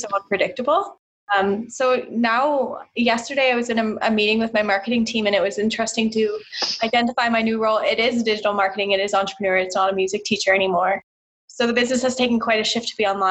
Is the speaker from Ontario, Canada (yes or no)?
yes; Brantford, Ontario, Canada; I'm from Brantford, Ontario, which is a small city just past Hamilton